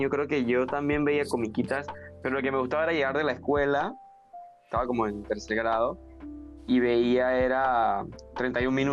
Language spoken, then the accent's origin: Spanish; Panama; un recuerdo que puedo decir que marcó mi infancia, porque hablo aquí en Panamá, por lo menos había un área donde yo vivía que era bastante peligrosa